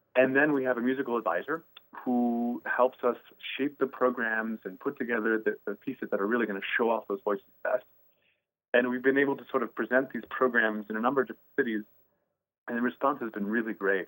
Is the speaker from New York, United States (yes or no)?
no; St. Charles, Illinois, United States; I grew up outside of Chicago in St. Charles, uh, Illinois